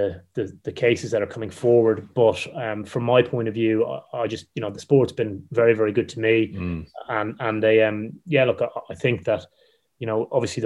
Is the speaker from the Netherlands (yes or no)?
no; Ireland; I'm Irish